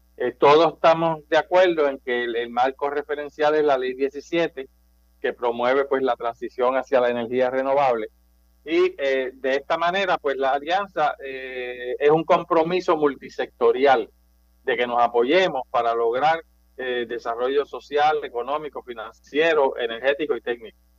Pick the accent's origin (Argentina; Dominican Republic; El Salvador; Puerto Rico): Puerto Rico; Manatí; now in Guaynabo, Puerto Rico; Yo soy de natural de Manatí, eh, pero vivo en Guaynabo básicamente los últimos 35 años